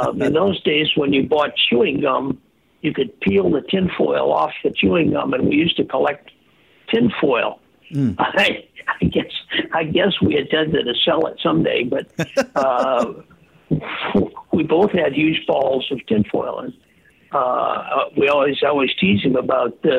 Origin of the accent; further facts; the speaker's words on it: Earlville, United States; moved away; I went back to my hometown in Earlville